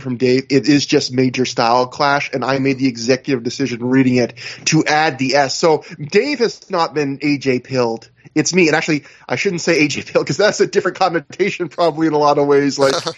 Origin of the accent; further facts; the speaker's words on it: Canada; I'm Canadian